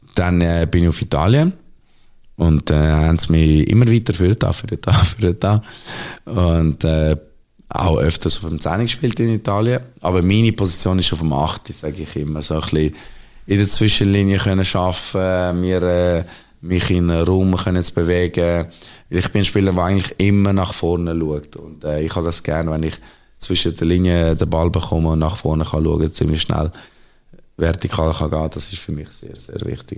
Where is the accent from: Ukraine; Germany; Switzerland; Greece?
Switzerland; Zurich; Zürich bin ich aufgewachsen, Zürich ist meine Heimatstadt, Zürich ist alles für mich